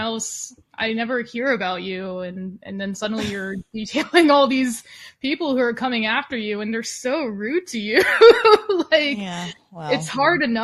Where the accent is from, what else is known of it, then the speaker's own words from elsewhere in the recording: Texas, United States; also born or lived in Los Angeles, California; I went to college in LA, but I grew up in Texas, and I'm back here